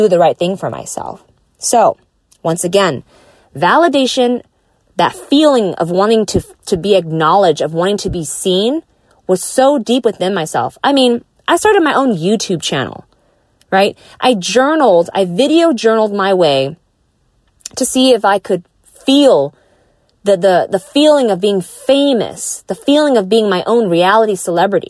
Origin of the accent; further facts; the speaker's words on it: Southern California, United States; I grew up in Southern California.